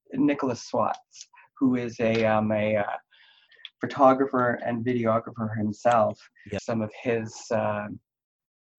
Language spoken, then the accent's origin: English; Halifax, Nova Scotia, Canada; also born or lived in Vancouver, British Columbia; now in Saskatchewan, Canada; I grew up in Halifax, so that would be on the East Coast.